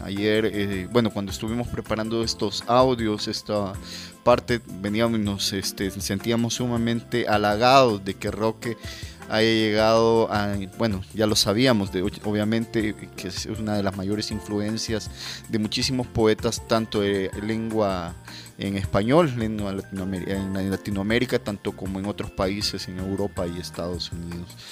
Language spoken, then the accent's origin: Spanish; El Salvador; como salvadoreños